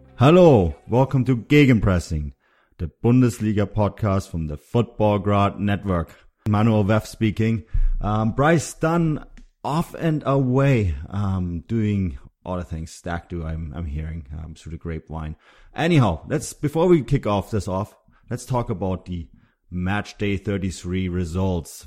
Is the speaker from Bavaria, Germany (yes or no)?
yes; Munich, Bavaria, Germany; now in Vancouver, Canada; Munich is where I'm from. It's my, it's my hometown